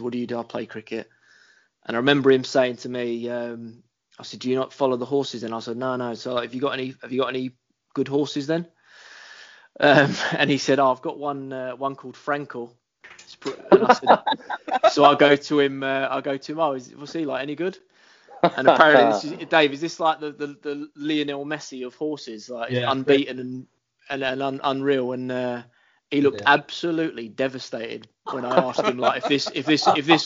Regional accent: London, United Kingdom; I'm born and bred in Hackney

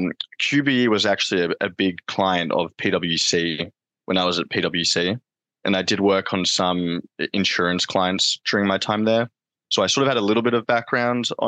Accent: Australia; moved away as an adult; now in United States; I'm from Australia originally.

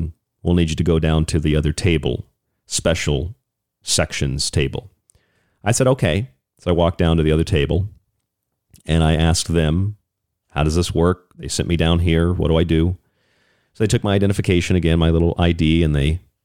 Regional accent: United States; I'm an American.

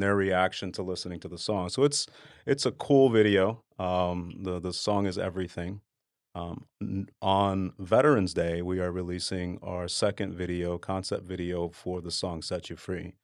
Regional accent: Dallas, Texas, United States; moved away as an adult; I grew up in Dallas. Um, born and raised there until I joined the military.

